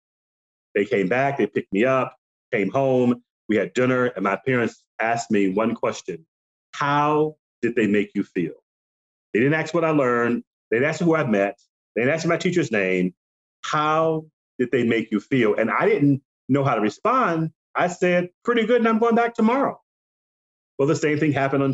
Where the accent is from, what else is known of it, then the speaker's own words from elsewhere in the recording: Michigan, United States; I was born and raised in Michigan